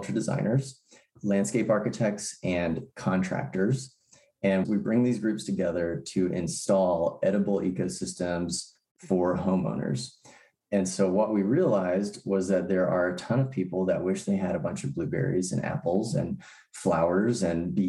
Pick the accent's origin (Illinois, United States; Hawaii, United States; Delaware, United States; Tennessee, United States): Tennessee, United States; also born or lived in San Francisco Bay Area, California; I did grow up in Tennessee